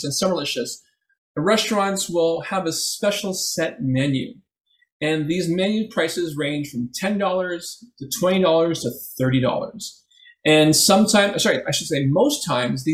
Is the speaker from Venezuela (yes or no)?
no; Philippines; also born or lived in Etobicoke, Toronto; now in Toronto, Canada; we're Filipino